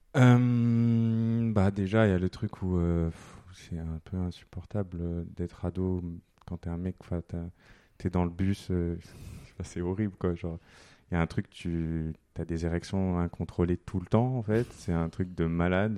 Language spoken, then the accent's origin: French; southern France, France; now in Paris, France; je suis pas de Paris à la base, je suis né dans le sud.